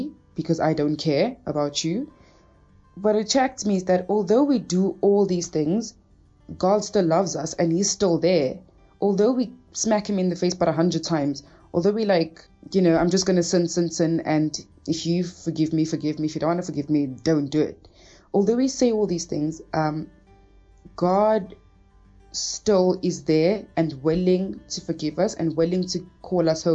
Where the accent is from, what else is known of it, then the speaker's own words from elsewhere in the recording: Cape Town, Western Cape, South Africa; also born or lived in Angola; I'm originally from Angola, but was like raised in Cape Town